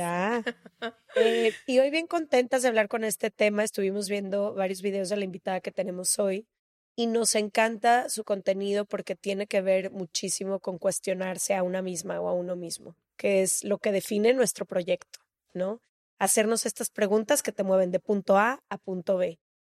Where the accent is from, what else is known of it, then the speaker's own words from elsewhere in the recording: Mexico; yo porque soy mexicana